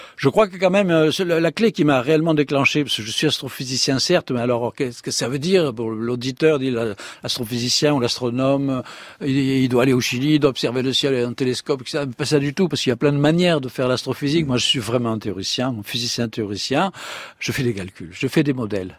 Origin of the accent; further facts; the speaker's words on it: Provence-Alpes-Côte d'Azur, France; accent: southern (méridional), singsong; moved away as an adult; also born or lived in Paris; je suis né en Provence, comme vous l'attendez, en hein, mon accent encore un petit peu chantant